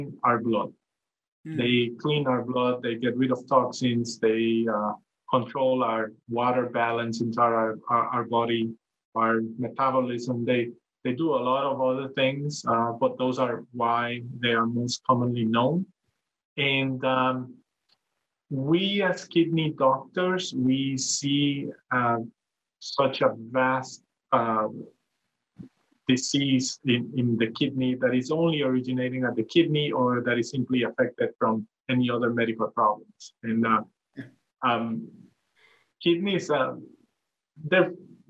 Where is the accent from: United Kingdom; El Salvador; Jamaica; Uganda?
El Salvador; moved away as an adult; also born or lived in New York State, United States; now in Hawaii, United States; I'm originally from El Salvador in Central America